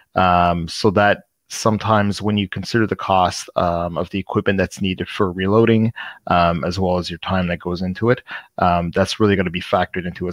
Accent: Canada's East Coast, Canada; I'm um, from Canada's East Coast

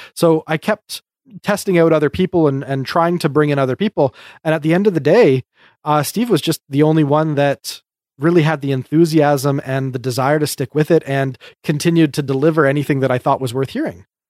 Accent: Canada; We're just Canadian

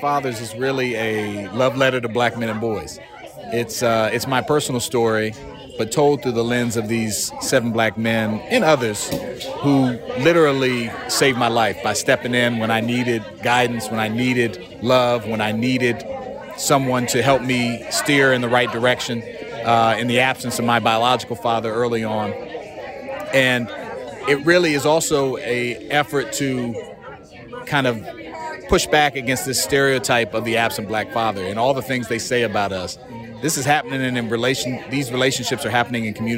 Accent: Silver Spring, Maryland, United States; I grew up in Silver Spring, Langley Park

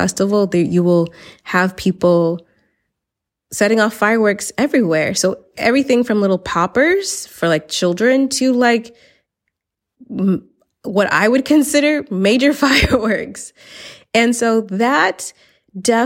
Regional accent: the South, United States; moved away as an adult; now in Valencia, Spain; I'm from the South

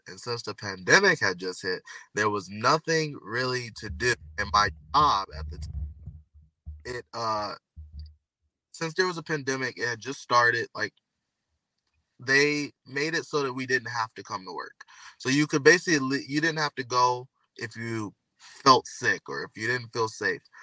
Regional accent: Michigan, United States; I'm from Michigan

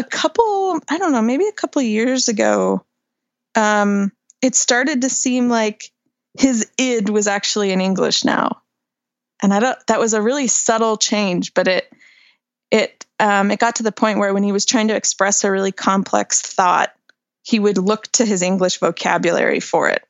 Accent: Great Falls, Montana, United States; raising a family in my hometown in Great Falls, Montana

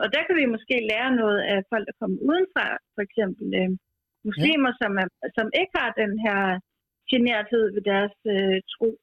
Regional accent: Skive, Central Denmark Region, Denmark; now in Copenhagen, Denmark; jeg er fra Skive, men bor i København

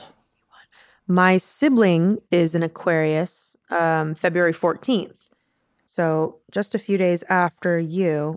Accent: Maryland, United States; I'm from Maryland

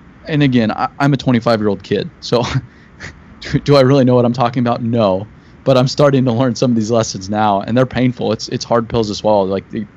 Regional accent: Paradise Valley, Arizona, United States; I grew up in Paradise Valley

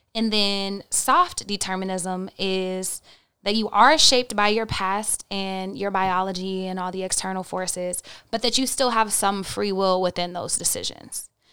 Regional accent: Oklahoma, United States; I'm from Oklahoma and the Bible Belt.

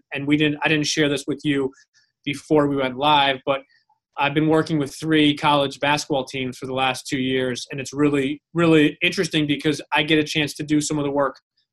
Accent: Westchester, New York, United States; I grew up in Westchester, New York, which is about 35 minutes north of New York City.

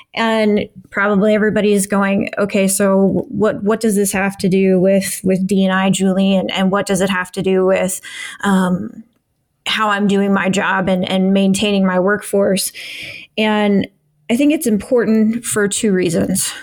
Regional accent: Midwest, United States; I grew up in the Midwest in Assemblies of God, kind of Pentecostal church

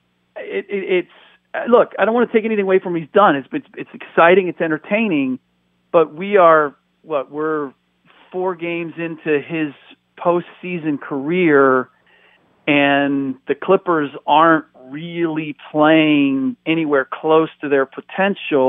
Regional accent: United States; first language German; English is a second language; I'm a first generation American.

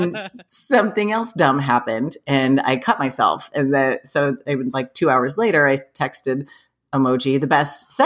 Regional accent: Ohio, United States; We're from Ohio

